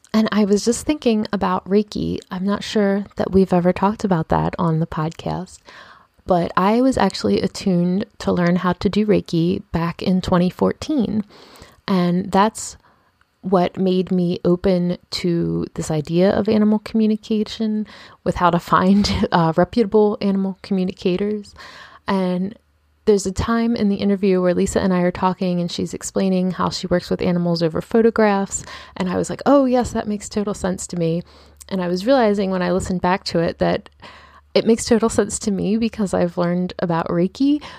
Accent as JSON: {"language": "English", "town": "Baltimore", "region": "Maryland", "country": "United States", "said": "I'm from Baltimore."}